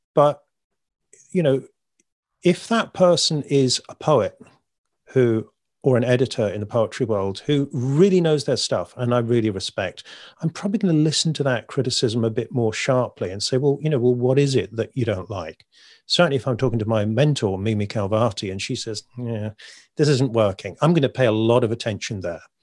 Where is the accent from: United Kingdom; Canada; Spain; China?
United Kingdom; I'm British